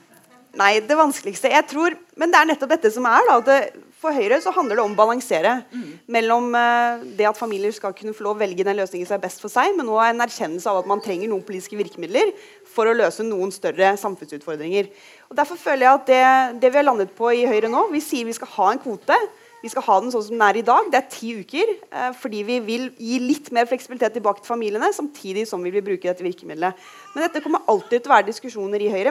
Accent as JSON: {"language": "Norwegian", "region": "Rogaland", "country": "Norway", "said": "hjemme i Rogaland"}